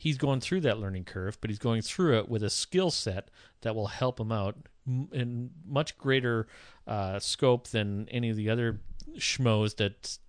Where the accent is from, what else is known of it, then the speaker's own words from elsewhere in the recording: Sault Ste. Marie, Ontario, Canada; When I was growing up in Sault Ste. Marie, my whole life, everywhere I went in the Sioux, I was in my parents' car or in my grandmother's car